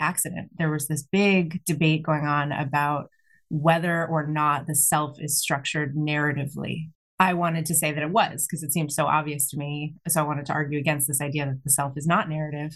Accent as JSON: {"language": "English", "region": "Massachusetts", "country": "United States", "tie": "born or raised there", "moved": "yes", "lives_now": "West Coast, United States", "said": "I was born in Massachusetts"}